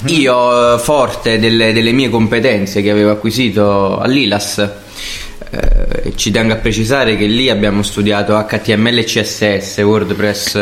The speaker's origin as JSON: {"language": "Italian", "town": "Salerno", "region": "Campania", "country": "Italy", "also_born_or_lived": "Milan / Naples", "said": "io sono salernitano"}